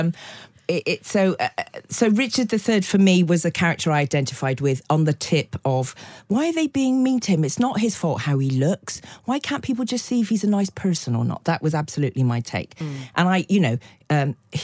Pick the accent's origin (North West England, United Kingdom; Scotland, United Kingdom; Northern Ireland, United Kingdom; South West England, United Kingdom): South West England, United Kingdom; the Cotswolds; I grew up in the Cotswolds in the 60s and early 70s